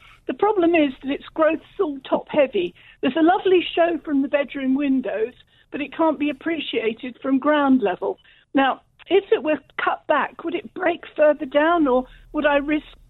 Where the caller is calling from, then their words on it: Beaumont-cum-Moze, East of England, United Kingdom; It's on the road between Clacton and Harwich.